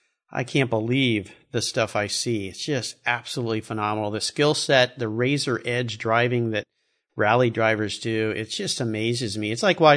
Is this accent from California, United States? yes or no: yes; San Diego, California, United States; I used to go down to Baja a lot as a kid. I grew up in San Diego.